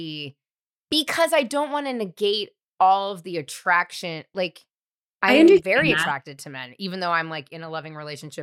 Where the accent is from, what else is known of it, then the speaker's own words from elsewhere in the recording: California, United States; I grew up in California